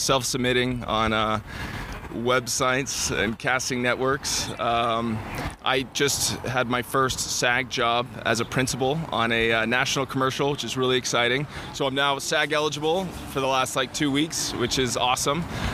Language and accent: English; Northern California, United States; moved away as an adult; also born or lived in San Francisco; now in Los Angeles, United States; I am from Northern California